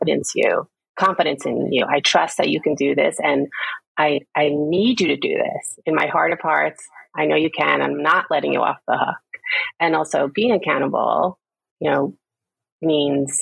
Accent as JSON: {"language": "English", "town": "New York City", "region": "New York", "country": "United States", "tie": "born or raised there", "said": "I was born in Queens, New York, the youngest of six, a large family."}